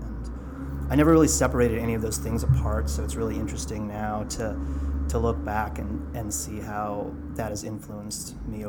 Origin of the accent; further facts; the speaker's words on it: Santa Fe, New Mexico, United States; also born or lived in Colorado / Southwest; growing up in New Mexico, there was kind of like a really good, healthy punk scene there.